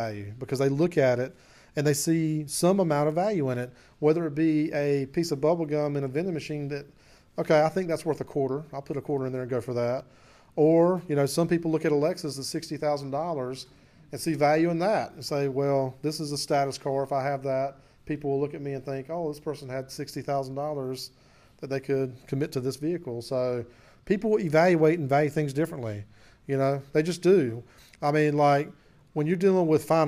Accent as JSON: {"language": "English", "town": "Clinton", "country": "United States", "tie": "born or raised there", "said": "my hometown of Clinton"}